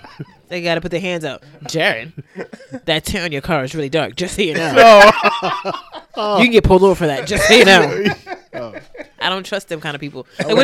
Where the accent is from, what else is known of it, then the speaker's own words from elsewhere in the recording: Nigeria; Yeah, and I'm a Nigerian.